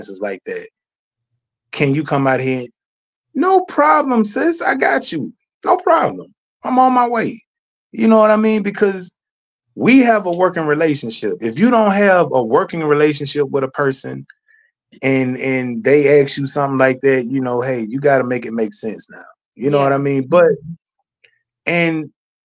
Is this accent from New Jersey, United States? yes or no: no; Moss Point, Mississippi, United States; moved away; back in my hometown, you know, back in toward Pascagoula, Moss Point area